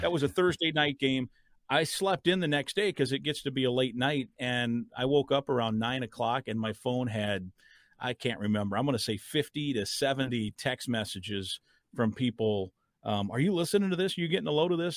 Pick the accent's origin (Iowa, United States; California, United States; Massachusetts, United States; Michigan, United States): Iowa, United States; now in Minnesota, United States; my home state of Iowa